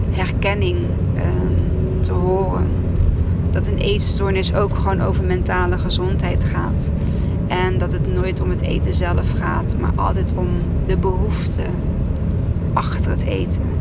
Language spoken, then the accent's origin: Dutch; Arnhem, Gelderland, Netherlands; Ik kom uit Arnhem